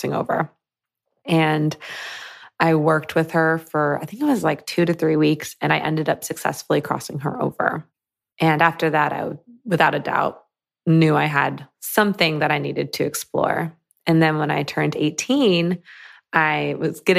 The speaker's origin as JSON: {"language": "English", "region": "Michigan", "country": "United States", "tie": "born or raised there", "said": "So I grew up in Michigan, like a suburb in Michigan."}